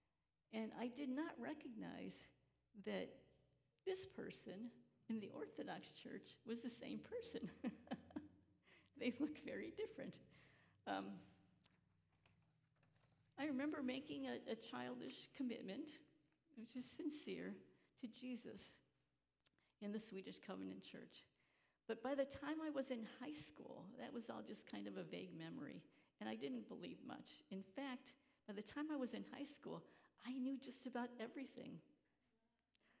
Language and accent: English; Chicago, Illinois, United States; moved away as an adult; also born or lived in Emsdetten, Germany / Georgia / Battle Creek, Michigan; growing up in Chicago, in this working-class neighborhood